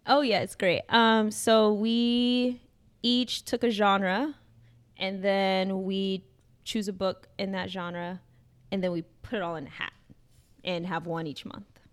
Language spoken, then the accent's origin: English; Chicago, Illinois, United States; moved away as an adult; now in Providence, United States; that's my hometown. I'm from Chicago